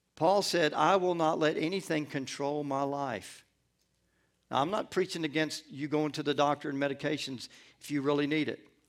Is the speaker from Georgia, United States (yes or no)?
yes; Atlanta, Georgia, United States; born or raised there; also born or lived in Gulfport, Mississippi